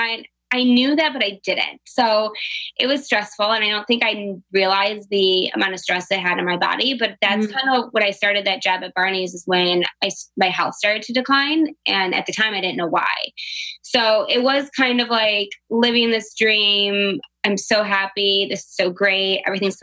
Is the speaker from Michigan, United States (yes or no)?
yes; Livonia, Michigan, United States; moved away as an adult; also born or lived in New York; I was born in Livonia, which is like a suburb outside of Detroit. So I'm born and raised here